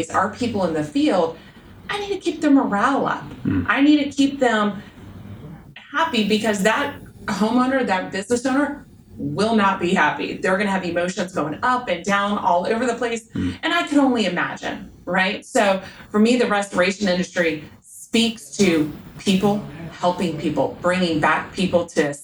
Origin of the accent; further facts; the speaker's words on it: South Louisiana, United States; I grew up in South Louisiana